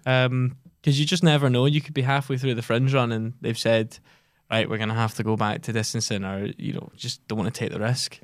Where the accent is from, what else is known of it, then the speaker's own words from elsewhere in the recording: Giffnock, Scotland, United Kingdom; also born or lived in Edinburgh; only one of us is strictly from Glasgow, and that's me, and I'm from Gifnut.